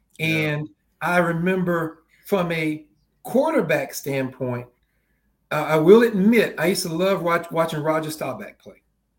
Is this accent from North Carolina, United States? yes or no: yes; Spindale, North Carolina, United States; But that was a good life, man, growing up in a small town like that.